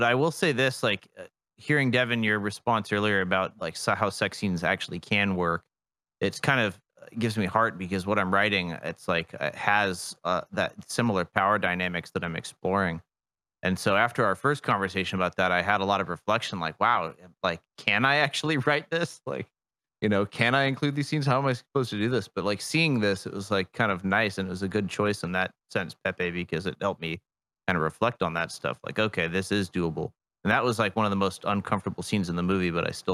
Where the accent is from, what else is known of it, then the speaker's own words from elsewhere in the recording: United States; as an American